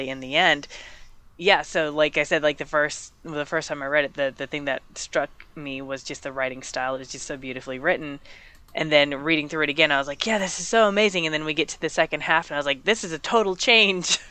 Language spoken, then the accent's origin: English; United States; I'm American